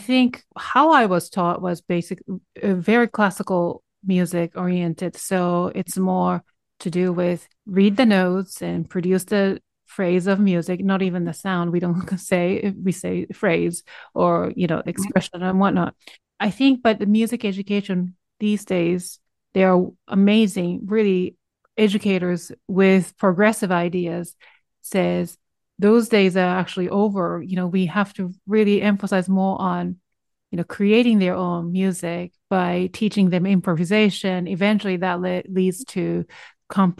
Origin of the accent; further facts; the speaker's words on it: Japan; now in United States; I am originally from Japan, although I'm Korean, but I was born and raised there